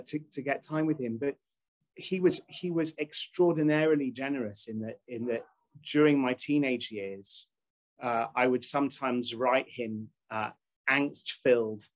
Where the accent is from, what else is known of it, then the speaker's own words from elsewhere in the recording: United Kingdom; I'm British